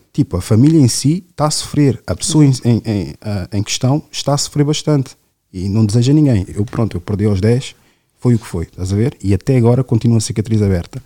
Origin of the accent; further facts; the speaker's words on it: Portugal; Sou um uhum. preto que nasceu aqui